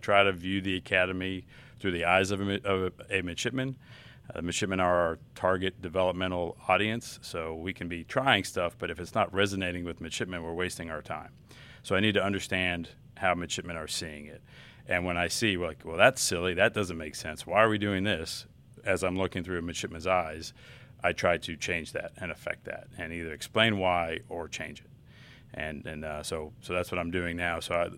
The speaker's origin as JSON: {"language": "English", "region": "Southern California", "country": "United States", "moved": "as an adult", "said": "I'm from Southern California."}